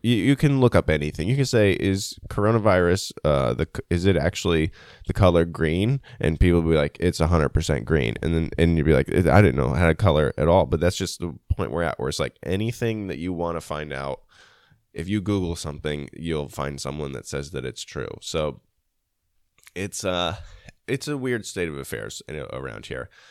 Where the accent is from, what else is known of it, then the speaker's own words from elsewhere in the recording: United States; as an American